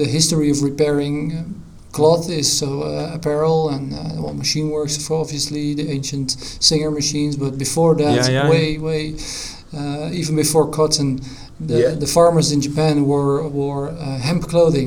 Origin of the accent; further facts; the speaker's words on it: near Amsterdam, North Holland, Netherlands; I'm from Holland, near Amsterdam.